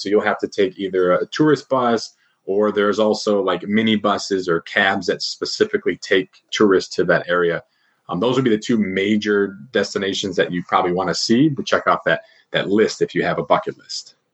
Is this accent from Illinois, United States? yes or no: yes; Chicago, Illinois, United States; moved away as an adult; also born or lived in Beijing, China; I'm from Chicago and lived in Beijing for quite some time.